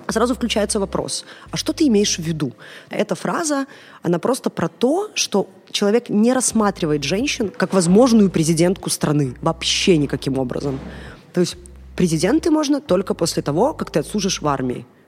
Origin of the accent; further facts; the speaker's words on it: Gomel, Gomel Region, Belarus; Я из Гомеля